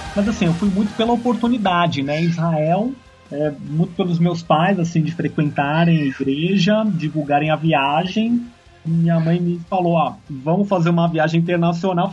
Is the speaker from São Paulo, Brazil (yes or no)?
yes; São Paulo, Brazil; Sou de São Paulo